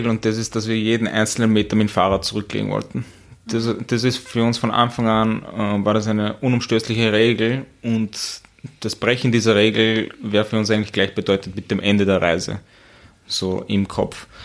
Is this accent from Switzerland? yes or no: no; Asten, Upper Austria, Austria; Also ich bin aus Asten.